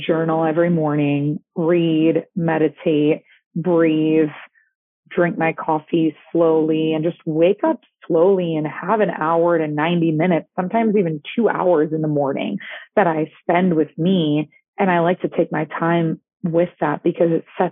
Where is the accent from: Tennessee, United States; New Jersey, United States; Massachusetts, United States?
Massachusetts, United States; Boston; moved away; I'm Greek. I'm originally from Boston, Massachusetts